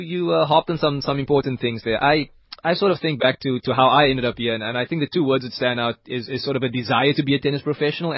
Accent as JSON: {"language": "English", "country": "South Africa", "said": "being South African"}